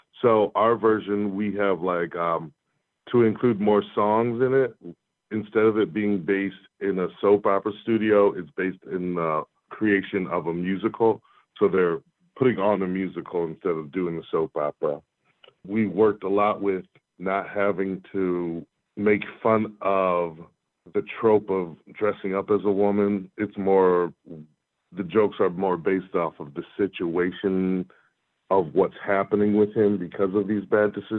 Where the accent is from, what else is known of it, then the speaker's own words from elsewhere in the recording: Rochester, United States; my hometown of Rochester